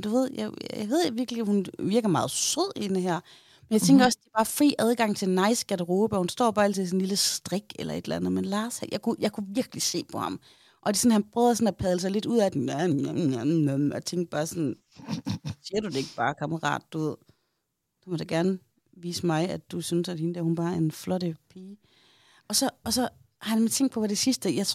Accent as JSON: {"language": "Danish", "town": "Aarhus", "region": "Central Denmark Region", "country": "Denmark", "said": "er fordi ude i Aarhus Nord, der siger vi Kalaha."}